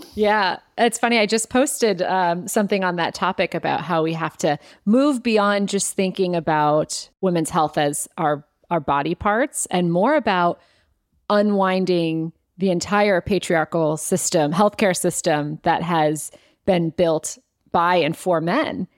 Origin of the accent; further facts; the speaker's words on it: Cleveland, Ohio, United States; I grew up in Ohio and in Cleveland